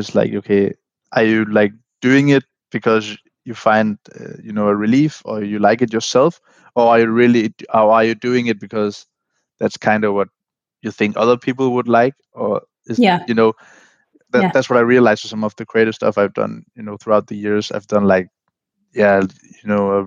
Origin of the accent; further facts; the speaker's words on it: Vejle, Southern Denmark, Denmark; English is a second language; my hometown in Vejle, Denmark